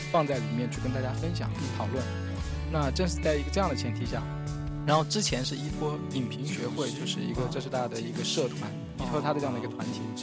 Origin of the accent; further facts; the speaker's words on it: Ganzhou, Jiangxi, China; moved away as an adult; also born or lived in Beijing; 我的老家是在江西的赣州哦，在那个地方有一个叫做赣南师范学院的学校